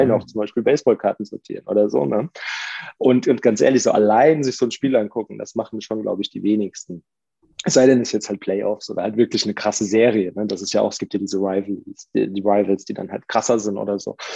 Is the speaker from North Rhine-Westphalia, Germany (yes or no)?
no; Mainz, Rhineland-Palatinate, Germany; ich bin ja auch Mainzer